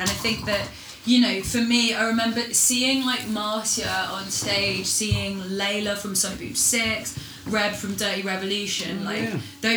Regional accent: Bristol, South West England, United Kingdom; now in Austria; we're both from Bristol

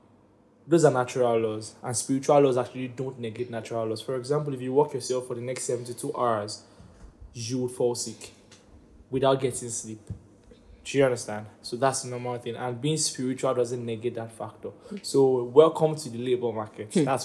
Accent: United Kingdom; I'm British, you know. It's support.

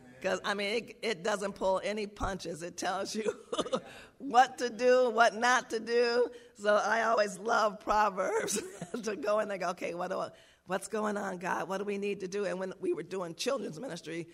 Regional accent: New York, United States; I grew up around Jewish people in New York

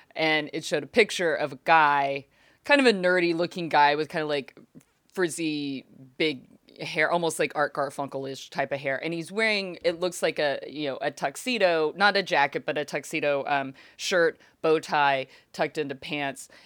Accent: Fort Worth, Texas, United States; also born or lived in Austin, Texas; now in Los Angeles, United States; I am happy I grew up there

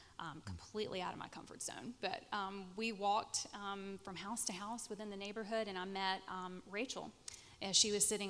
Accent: Malden, South Carolina, United States; I grew up in Malden.

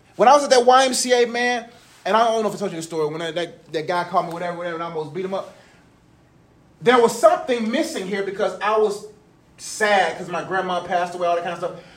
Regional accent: Nigeria; I'm proud that I'm Nigerian

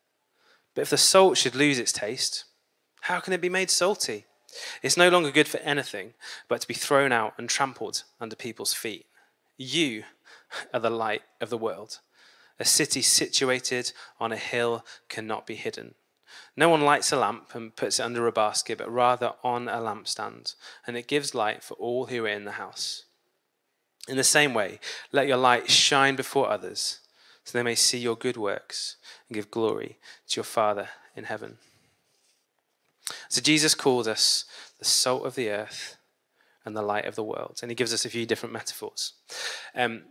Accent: Peterborough, East of England, United Kingdom; now in Manchester, United Kingdom; I grew up in Peterborough

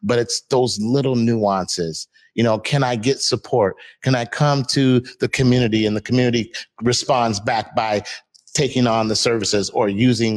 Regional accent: Seattle, Washington, United States; my hometown, the roots where I'm from, Seattle, Washington

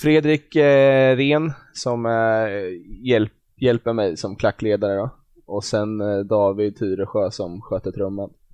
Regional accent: Glanshammar, Örebro County, Sweden; jag har väl spelat lite fotboll när jag var ung i Glanshammar utanför

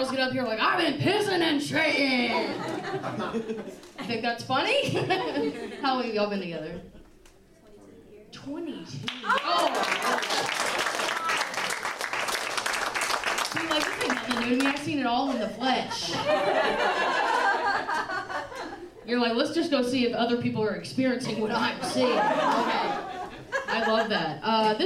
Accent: Nashville, Tennessee, United States; I'm from Nashville. We ride horses

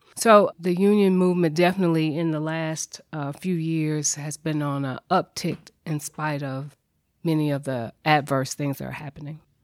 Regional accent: Nashville, Tennessee, United States; I'm a native Nashvilleian, grew up here, graduated from McGavick High School.

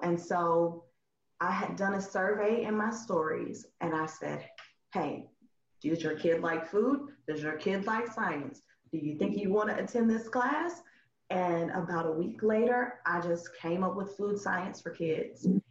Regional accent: Huntsville, Alabama, United States; moved away as an adult; now in Memphis, United States; I'm originally from Huntsville, Alabama about four hours away in North, North Alabama. And I moved here about 11 years, 11

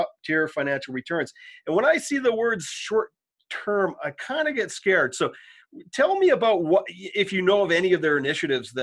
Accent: Canada; I'm a Canadian

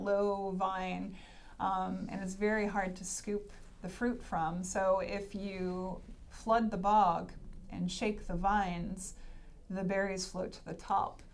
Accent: Hanson, Massachusetts, United States; I grew up in Massachusetts, and the town I grew up in is called Hanson

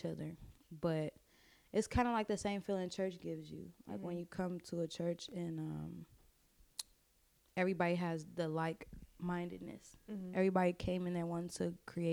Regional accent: Chicago, Illinois, United States; I'm from the west side of Chicago. I grew up all over the city

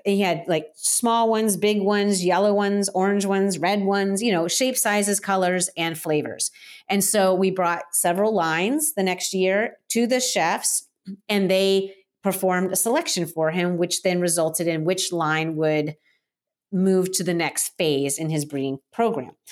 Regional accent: Florida, United States; now in Portland, United States; I am currently in Portland, Oregon, but I'm originally from Florida. I grew up, uh, on the Space Coast

